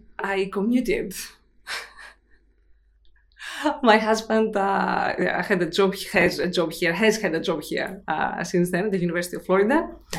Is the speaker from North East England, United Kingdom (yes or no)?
no; Glasgow, Scotland, United Kingdom; moved away as an adult; now in United States; I moved here in 2004, so it's been a while. {S0} Wow. {S1} I came from Glasgow, so another, you know, unlikely connection from really, really cold to really, really hot